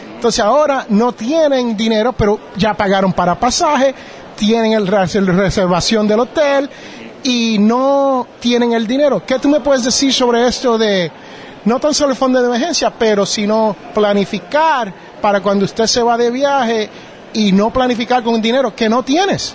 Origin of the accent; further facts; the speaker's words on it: Jersey City, New Jersey, United States; moved away; yo originalmente soy de Jersey City, New Jersey